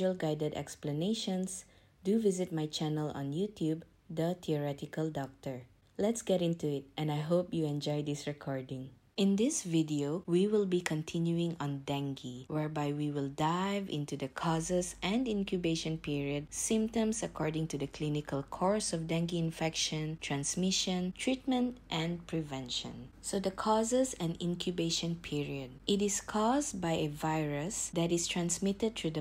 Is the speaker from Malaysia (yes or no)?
yes; Malaysia; I'm from Malaysia